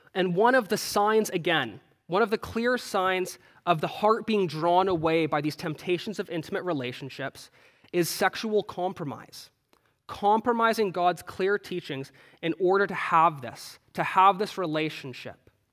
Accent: Canada; moved away; I'm Canadian

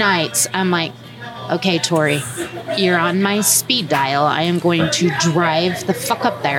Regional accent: United States; growing up in America

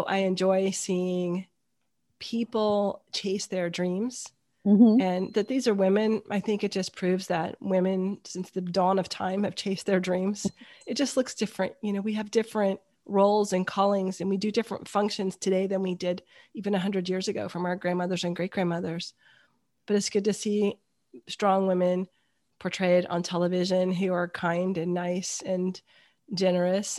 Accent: United States; Being an American

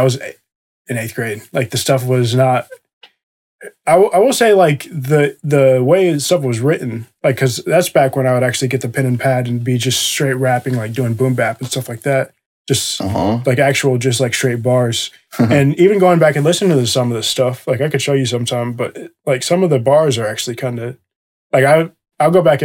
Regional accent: Johnson City, Tennessee, United States; moved away as an adult; in my hometown, in Johnson City, Tennessee

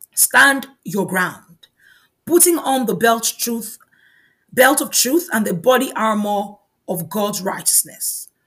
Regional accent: Nigeria; moved away; In my home country, Nigeria

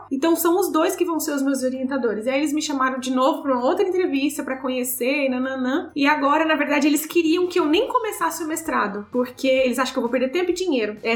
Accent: Brazil; moved away; como a gente vem do Brasil

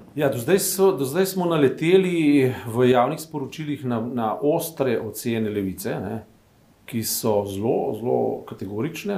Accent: Slovenia

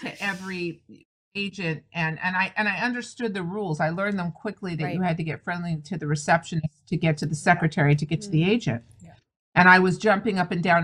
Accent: the San Fernando Valley, California, United States; I'm a California girl. That's where I'm from the Valley, Deep Valley.

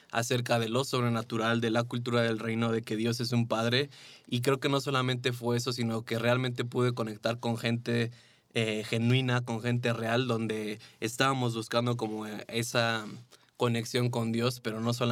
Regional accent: Mexico; después regresé aquí a México, eh, me casé

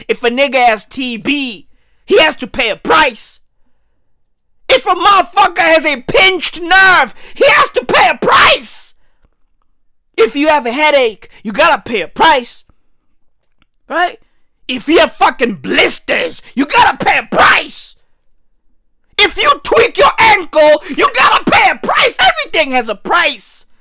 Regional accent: South Africa; I'm from South Africa, yeah. Hey, we are the Rainbow Nation.

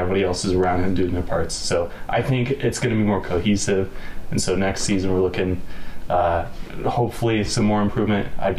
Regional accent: Denver, Colorado, United States; So I was born and raised in Denver, Colorado.

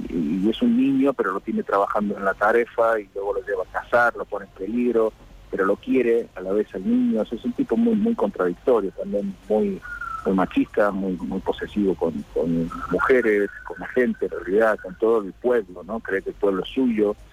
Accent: Córdoba, Argentina; moved away as an adult; now in Spain; No, yo soy cordobés, yo nací en Córdoba y me crié ahí. Bueno, estuve desde los dos meses hasta los tres años y pico en, España, pero nací en el hospital español, volví con antes de cumplir los cuatro años y, me crié ahí, crecí ahí

